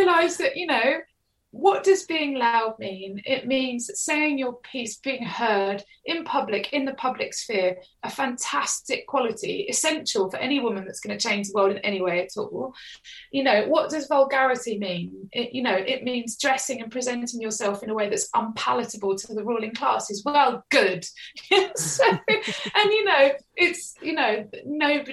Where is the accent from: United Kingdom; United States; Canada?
United Kingdom; Chelmsford, East of England; moved away as an adult; also born or lived in London; girls that I went to school with in Chelmsford